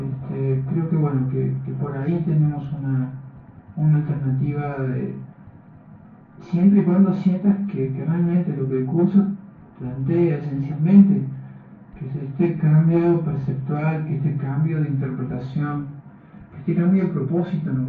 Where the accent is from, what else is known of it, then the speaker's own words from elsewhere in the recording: Uruguay; yo soy, yo soy uruguayo